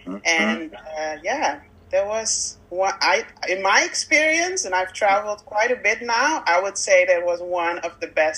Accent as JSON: {"language": "English", "country": "Netherlands", "also_born_or_lived": "Victoria, Canada", "said": "I am from the Netherlands."}